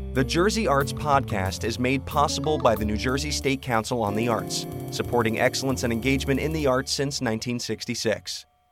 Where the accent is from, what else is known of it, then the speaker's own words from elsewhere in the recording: London, United Kingdom; moved away; I grew up in London, being a Brit